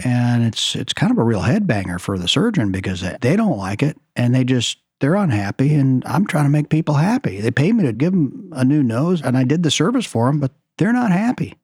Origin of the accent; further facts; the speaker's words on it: Oklahoma, United States; moved away as an adult; also born or lived in Shreveport, Louisiana / Beverly Hills, California; now in Seattle, United States; I grew up in Oklahoma